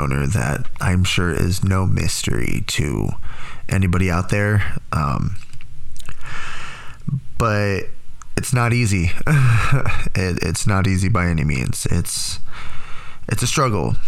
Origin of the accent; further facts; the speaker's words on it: Tracy, California, United States; moved away; Growing up in Tracy, I always had my friends